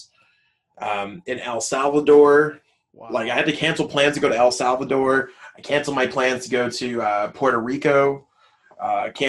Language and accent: English; Canada; I'm from Canada